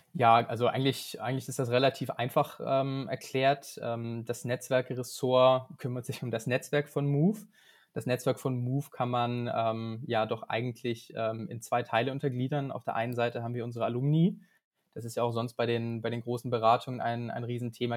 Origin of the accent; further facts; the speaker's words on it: Biberach, Baden-Württemberg, Germany; moved away as an adult; also born or lived in Munich / Shanghai; now in Münster, Germany; Ich komme gebürtig aus Biberach. Ähm, das ist in der Nähe vom Bodensee, ganz im Süden Deutschlands.